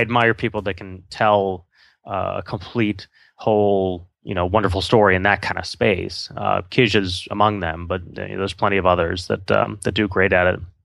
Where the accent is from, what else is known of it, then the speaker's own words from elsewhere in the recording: Wisconsin, United States; I grew up in Wisconsin